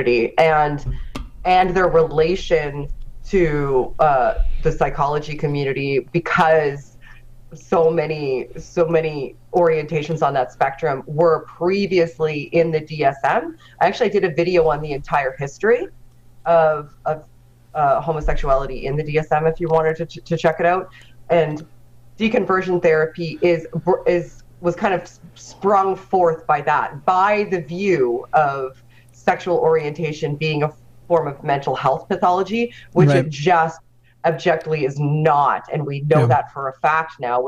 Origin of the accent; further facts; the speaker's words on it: Nova Scotia, Canada; I'm Nova Scotian